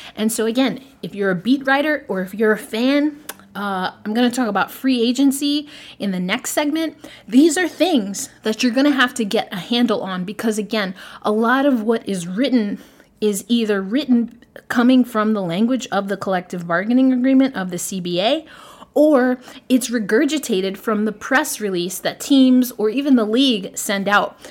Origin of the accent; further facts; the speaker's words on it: New York, United States; a preteen growing up in New York